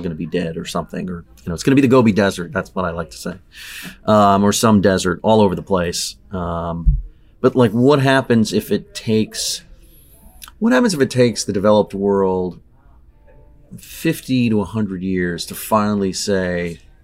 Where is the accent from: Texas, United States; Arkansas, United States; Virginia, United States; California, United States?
California, United States; Southern; I grew up in Southern California. Um, I grew up at the beach.